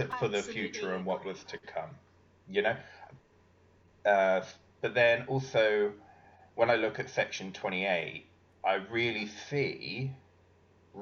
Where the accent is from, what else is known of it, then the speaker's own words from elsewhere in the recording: United Kingdom; I'm British